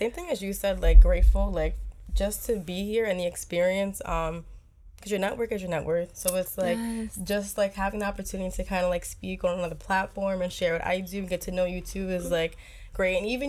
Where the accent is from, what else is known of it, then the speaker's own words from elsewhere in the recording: Long Island, New York, United States; I'm from Long Island